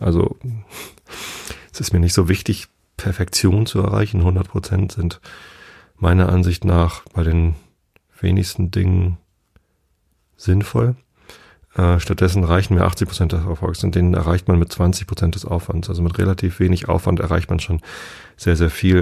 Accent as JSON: {"language": "German", "region": "Northern Germany", "country": "Germany", "said": "als Norddeutscher"}